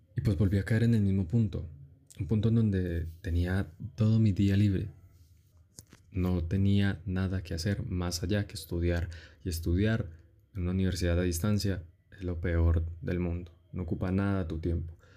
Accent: Colombia; Soy colombiano, evidentemente, y tenemos una cultura

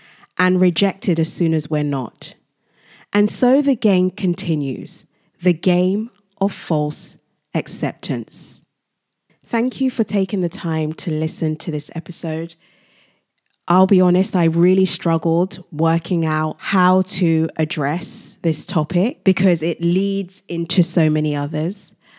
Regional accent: Nigeria; Secondly, I am originally from Nigeria, a Commonwealth country

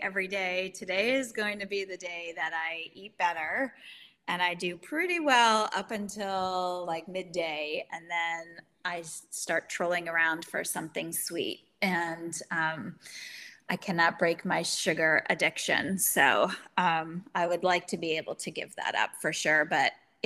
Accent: United States; as an American

